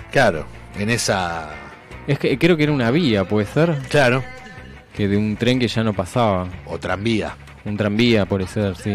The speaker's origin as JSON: {"language": "Spanish", "country": "Argentina", "said": "una muestra que contiene una gran parte de la historia que nos pertenece, o sea, que nos identifica como argentinos."}